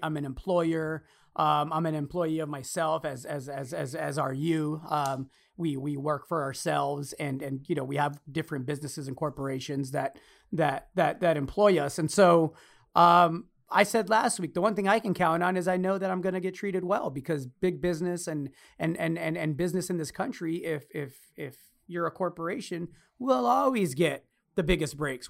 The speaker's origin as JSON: {"language": "English", "country": "United States", "said": "me as an American"}